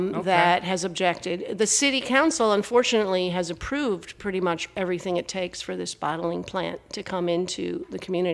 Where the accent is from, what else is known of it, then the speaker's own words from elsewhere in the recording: Wisconsin, United States; No, I grew up in Wisconsin, but we would take our used waters back to the trading post